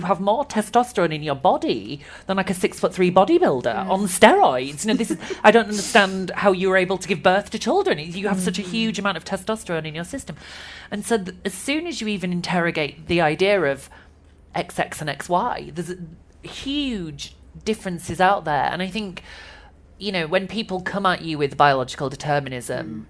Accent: Yorkshire and the Humber, United Kingdom; I grew up in West Yorkshire in a very small mill town.

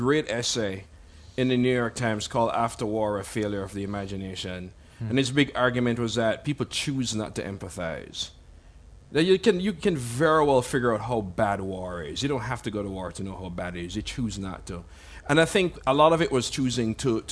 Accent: Jamaica; when I grew up in Jamaica in the 80s

